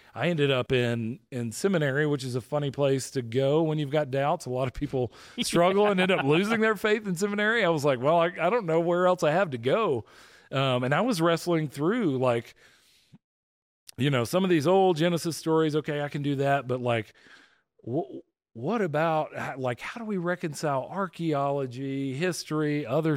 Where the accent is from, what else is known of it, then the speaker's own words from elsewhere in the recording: just outside of Atlanta, Georgia, United States; I grew up just outside of Atlanta